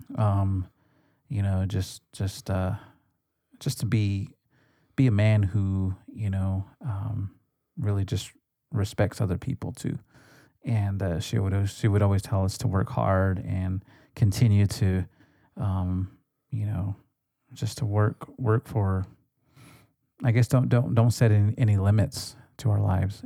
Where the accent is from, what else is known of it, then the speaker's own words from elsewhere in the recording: United States; growing up on the res